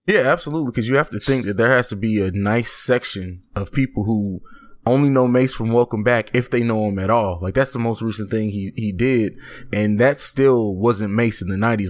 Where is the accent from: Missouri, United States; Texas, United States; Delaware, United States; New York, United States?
Missouri, United States; St. Louis; I'm not from East St. Louis, I'm from St. Louis